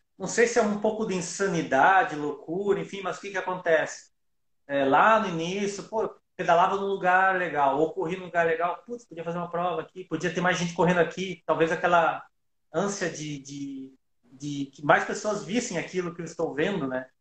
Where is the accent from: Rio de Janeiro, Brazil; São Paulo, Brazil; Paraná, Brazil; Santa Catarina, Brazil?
Santa Catarina, Brazil; Joaçaba; eu nasci em Joaçaba